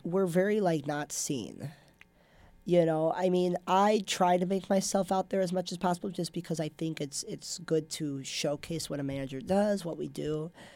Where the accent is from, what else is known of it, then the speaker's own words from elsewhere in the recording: Minnesota, United States; moved away; I grew up in Minnesota. So I went to the Pav a lot growing up, watching volleyball